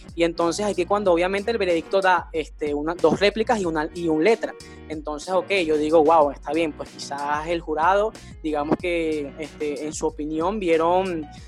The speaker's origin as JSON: {"language": "Spanish", "country": "Venezuela", "said": "nosotros somos venezolanos"}